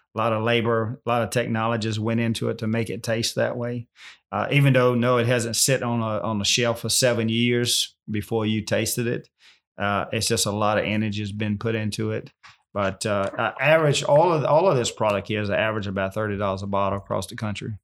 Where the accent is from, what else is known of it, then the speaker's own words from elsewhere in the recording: Virginia, United States; I'm born and raised right here